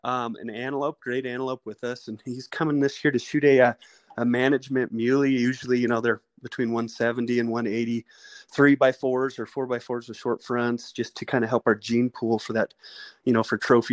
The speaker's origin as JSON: {"language": "English", "region": "Eastern Colorado", "country": "United States", "tie": "born or raised there", "said": "I grew up out there in Eastern Colorado."}